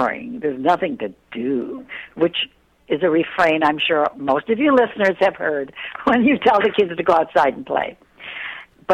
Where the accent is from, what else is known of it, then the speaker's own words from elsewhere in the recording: Illinois, United States; moved away; I was raised in Illinois, so I know the Midwest.